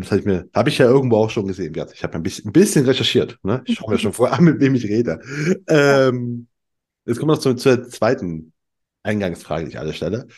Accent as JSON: {"language": "German", "region": "eastern Germany", "country": "Germany", "also_born_or_lived": "Cologne", "moved": "yes", "said": "ich komme aus dem, aus dem Osten"}